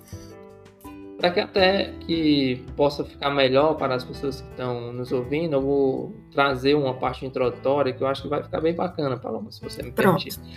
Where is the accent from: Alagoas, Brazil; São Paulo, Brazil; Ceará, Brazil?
Ceará, Brazil; eu sou cearense, cearense fala rápido